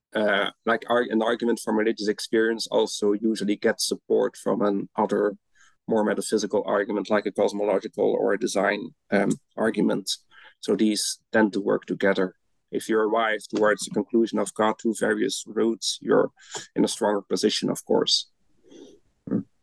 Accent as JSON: {"language": "English", "country": "Belgium", "moved": "as an adult", "lives_now": "Netherlands", "said": "I'm originally from Belgium, where I studied first, and then I moved to the Netherlands to get my PhD"}